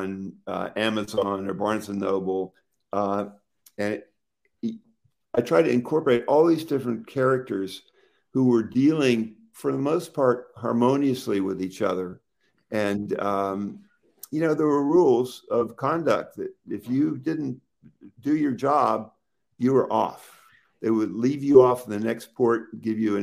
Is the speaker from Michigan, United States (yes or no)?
no; Pittsburgh, Pennsylvania, United States; now in Martha's Vineyard, United States; I grew up near Pittsburgh